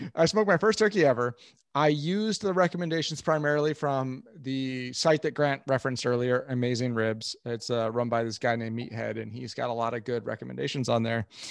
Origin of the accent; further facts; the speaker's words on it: Kansas City, Missouri, United States; I'm from Kansas City